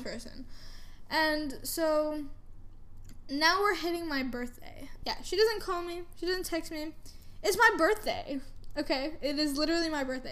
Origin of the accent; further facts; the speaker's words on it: Canada; also born or lived in United States / California; now in Frisco, United States; I grew up in Canada. I was born in America, but I was raised in Canada